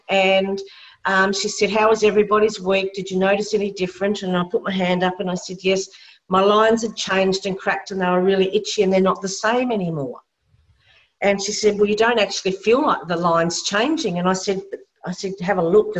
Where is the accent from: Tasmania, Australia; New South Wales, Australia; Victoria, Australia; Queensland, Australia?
Tasmania, Australia; I'm from Tassie, we're into the AFL football